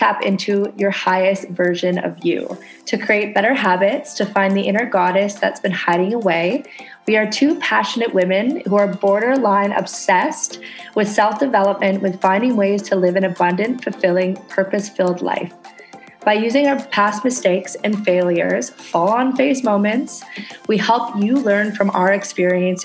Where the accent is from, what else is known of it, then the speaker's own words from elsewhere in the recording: Canada; now in Indonesia; I'm a Canadian girl living on a tiny ass tropical island in Indonesia.